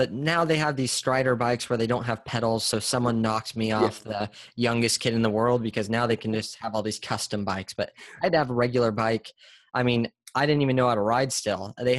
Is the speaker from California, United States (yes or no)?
yes; San Diego, California, United States; Yes, born and raised.